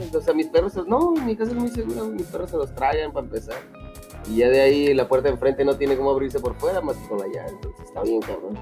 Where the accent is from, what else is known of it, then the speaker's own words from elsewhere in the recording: northern Mexico, Mexico; 100% Mexican